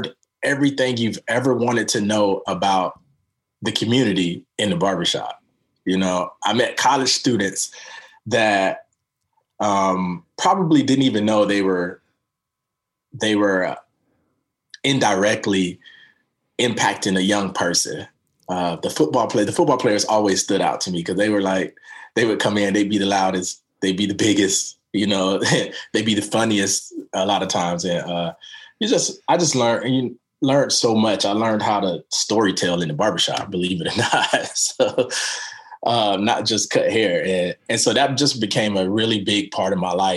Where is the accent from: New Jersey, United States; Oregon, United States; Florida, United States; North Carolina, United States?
Florida, United States; Daytona Beach; now in Portland, United States; I grew up in Daytona Beach, Florida